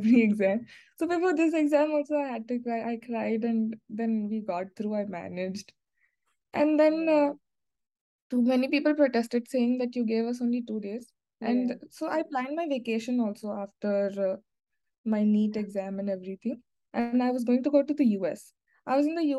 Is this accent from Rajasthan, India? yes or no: no; Maharashtra, India; I'm from Maharashtra, so I had to give Maharashtra CET